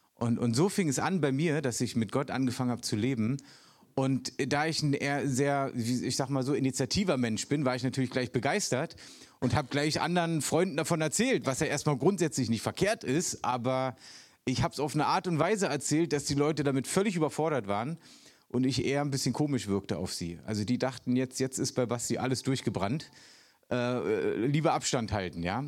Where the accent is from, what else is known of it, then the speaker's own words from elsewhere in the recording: Berlin, Germany; moved away; Ich bin echter Ostberliner sogar noch.